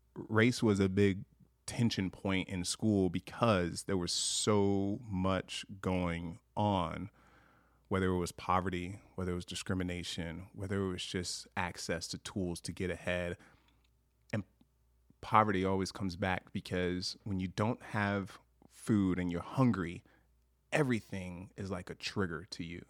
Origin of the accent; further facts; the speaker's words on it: Long Beach, California, United States; moved away as an adult; now in Montana, United States; I grew up in Long Beach, California